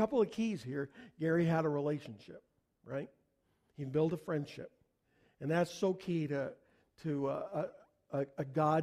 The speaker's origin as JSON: {"language": "English", "country": "Canada", "said": "I'm a Canadian"}